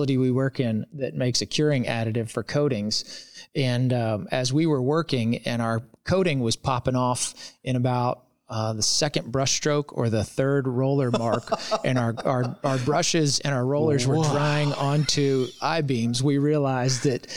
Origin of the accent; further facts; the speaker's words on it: Louisville, Kentucky, United States; I'm from Louisville